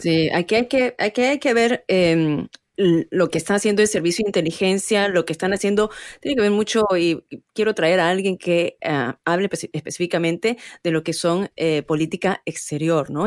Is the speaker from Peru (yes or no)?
yes; Peru; now in United States; somos, en mi caso, peruano, yo orgullosa de ser peruana